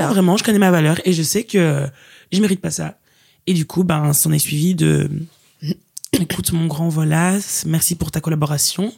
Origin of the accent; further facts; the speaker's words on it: Liège, Wallonia, Belgium; moved away as an adult; now in Brussels, Belgium; originaire de la ville de Liège, mais maintenant je dis que je suis bruxelloise